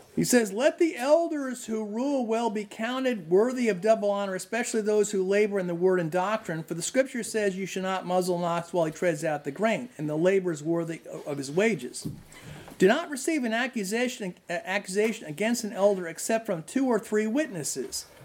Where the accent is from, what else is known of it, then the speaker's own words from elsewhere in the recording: New Jersey, United States; I'm from New Jersey, where no one's polite